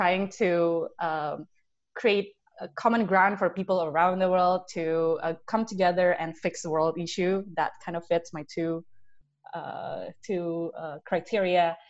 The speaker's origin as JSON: {"language": "English", "country": "Indonesia", "tie": "born or raised there", "said": "we grew up in Indonesia. We saw how our country progressed"}